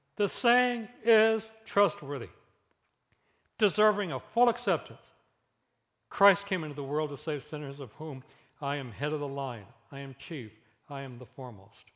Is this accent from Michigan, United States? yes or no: yes; Flint, Michigan, United States; I grew up in Flint.